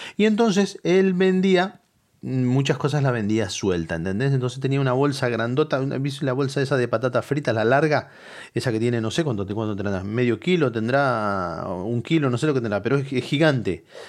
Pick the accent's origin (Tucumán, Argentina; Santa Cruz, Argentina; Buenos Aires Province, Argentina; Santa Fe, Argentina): Buenos Aires Province, Argentina; Moreno; moved away; la ciudad de donde salimos de la provincia de Buenos Aires, que es, que es de Moreno